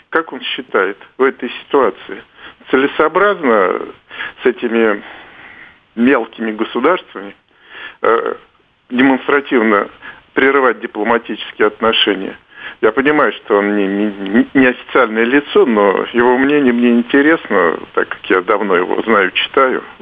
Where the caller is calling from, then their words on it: Moscow, Russia; я из Москвы.